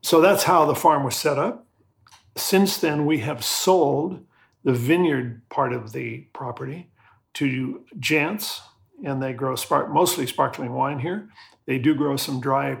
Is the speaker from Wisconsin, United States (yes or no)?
no; Southern California, United States; born or raised there; moved away as an adult; also born or lived in Santa Cruz, California / Perth, Western Australia; now in Tasmania, Australia